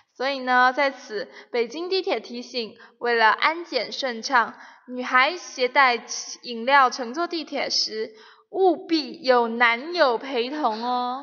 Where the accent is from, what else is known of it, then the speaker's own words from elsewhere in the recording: Shenzhen, Guangdong, China; moved away; 我们深圳那里已经开始短裤背心了